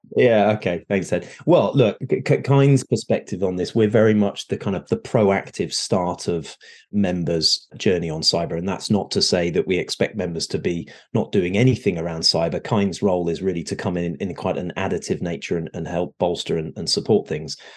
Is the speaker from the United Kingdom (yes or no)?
yes; United Kingdom; moved away as an adult; now in Southern California, United States; I am a Brit that has recently moved over to the shores of the US. So I'm here in Southern California.